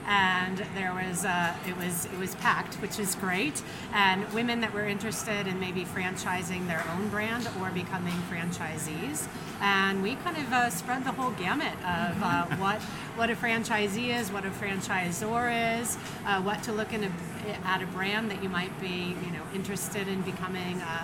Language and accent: English; Denver, Colorado, United States; I'm from Denver, Colorado